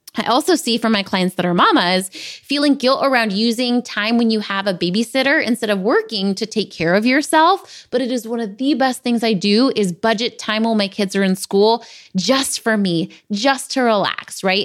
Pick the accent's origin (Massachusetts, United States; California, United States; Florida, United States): California, United States; San Diego; I grew up in San Diego